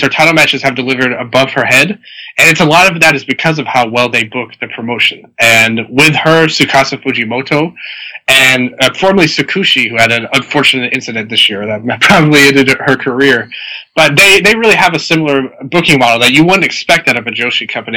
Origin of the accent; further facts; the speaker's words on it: Tennessee, United States; I'm from Tennessee